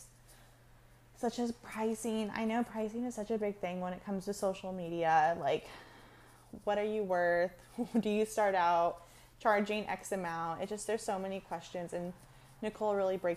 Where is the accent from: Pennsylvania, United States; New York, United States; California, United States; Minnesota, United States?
California, United States; I grew up in California, like 30 minutes from the beach